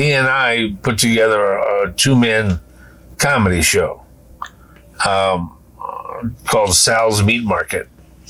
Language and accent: English; Bridgeport, Connecticut, United States; I was grew up in Bridgeport, Connecticut, which happens to be, and I didn't know this at the time, right in the middle of, from New Haven along the coast of Connecticut to New York